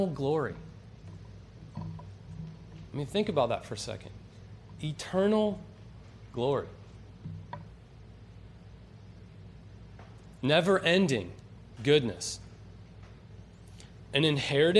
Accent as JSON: {"language": "English", "region": "Western North Carolina", "country": "United States", "moved": "as an adult", "lives_now": "Florida, United States", "said": "I'm from Western Carolina, and I just moved here a year ago"}